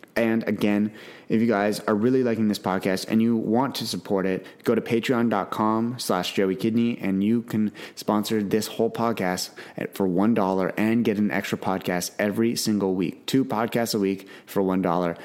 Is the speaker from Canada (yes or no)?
yes; Canada; I'm from Canada